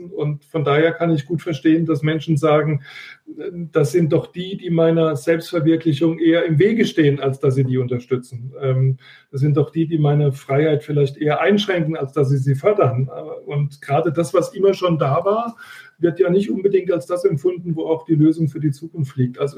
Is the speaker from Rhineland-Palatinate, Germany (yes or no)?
yes; Pirmasens, Rhineland-Palatinate, Germany; wo ich mit einer einmaligen Ausbildung in meiner Heimatstadt Pirmasens an jedem meiner Studienorte einfach reinlaufen konnte